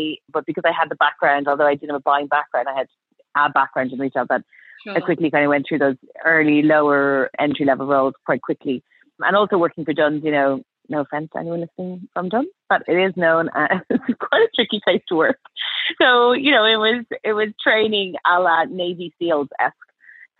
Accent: Dublin, Leinster, Ireland; moved away as an adult; now in London, United Kingdom; So I'm Irish, as you can probably tell. Well, I was born and grew up in Dublin, went to school and college there

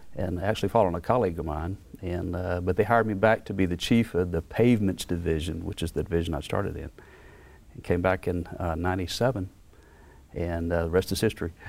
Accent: Beaumont, Mississippi, United States; moved away; I'm yeah. from Beaumont, Mississippi

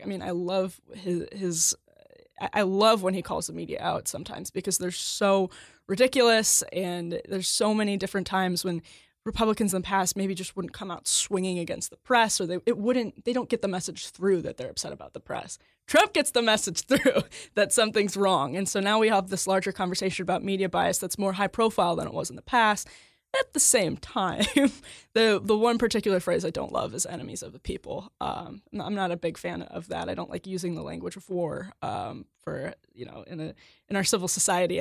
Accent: Wisconsin, United States; my home state of Wisconsin

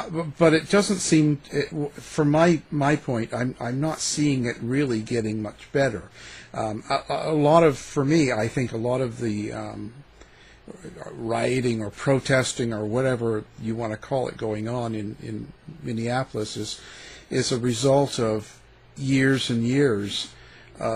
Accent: Canada; I was growing up in Canada

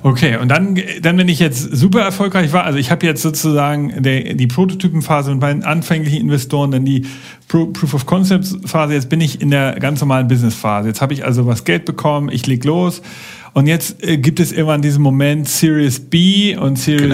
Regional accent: Germany; bei uns in Deutschland

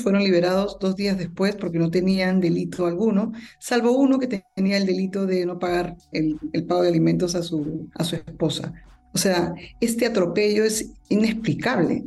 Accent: Peru; en mi país

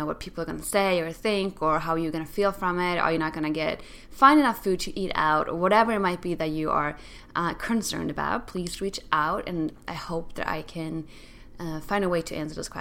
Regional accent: Sweden; moved away; my whole world was just growing up in Sweden

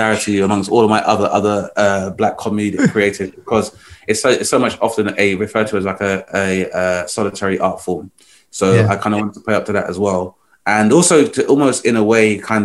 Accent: United Kingdom; we're black, we're British, we're not going anywhere

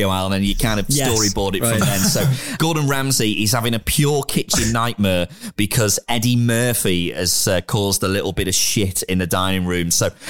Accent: England, United Kingdom; now in Edinburgh, United Kingdom; It'll be quite interesting watching a World Cup as an English person.

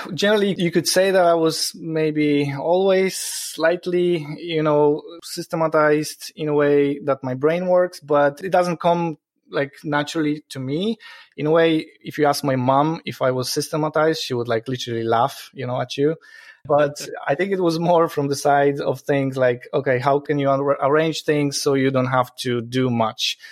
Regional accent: Poland; moved away as an adult; now in Ireland; It's a weird sounding Polish name because I'm originally from Poland. Um, I moved to Ireland 12 years ago

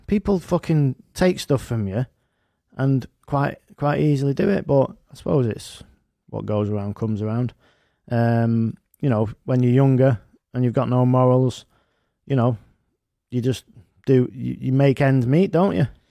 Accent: United Kingdom; us as, as, as British people

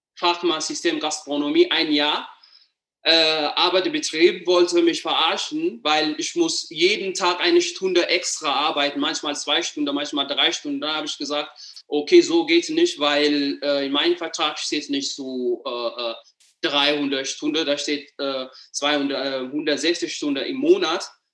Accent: Addis Ababa, Ethiopia; German is a second language; moved away as an adult; now in Germany; ich komme aus Äthiopien, aus der Hauptstadt Addis Ababa

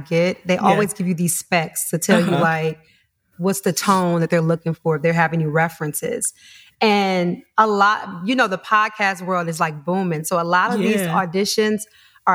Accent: Detroit, Michigan, United States; moved away; I'm originally from Detroit.

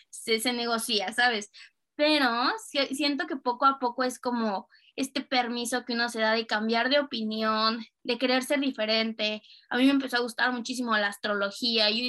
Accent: Cuernavaca, Morelos, Mexico; also born or lived in Mexico City, Mexico / Germany; Y ya vivía sola en Ciudad de México, pero iba los, los fines a Cuernavaca, que es de donde yo soy, a ver a mi familia

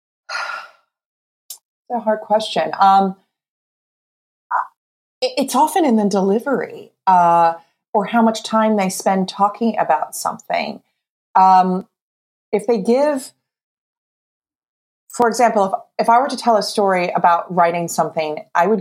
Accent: New Jersey, United States; I'm from New Jersey

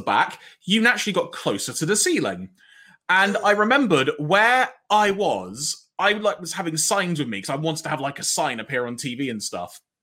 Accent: London, United Kingdom; I grew up in North London

